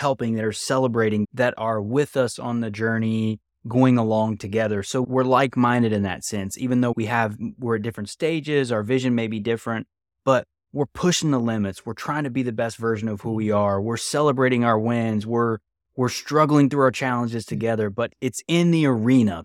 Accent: West Virginia, United States; where I'm from

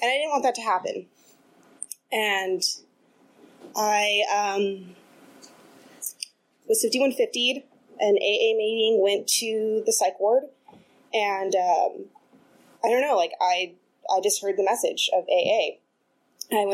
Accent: Los Angeles, California, United States; now in Oakland, United States; originally from Los Angeles, and I grew up with a single mom.

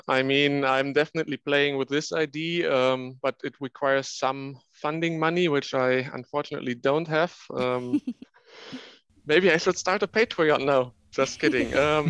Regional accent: Germany; English is a second language; moved away as an adult; now in Leuven, Belgium; I'm originally from Germany, but now living in Belgium.

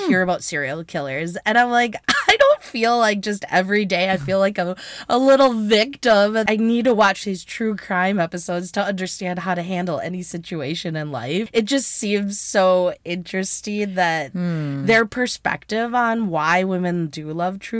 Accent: United States; we, as an American society

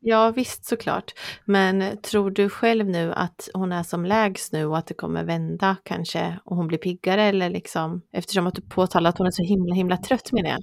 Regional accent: Östergötland, Sweden; accent: broad östgötska

